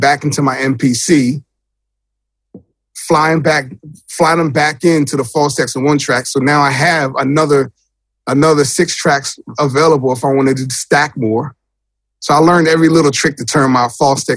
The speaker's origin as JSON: {"language": "English", "region": "New Jersey", "country": "United States", "said": "I'm a producer from Jersey."}